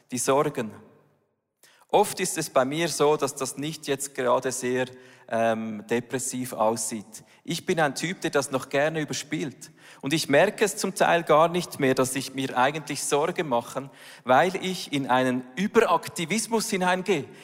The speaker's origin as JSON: {"language": "German", "country": "Switzerland", "said": "Das ist ja nicht gerade unsere Heimat als Schweizer"}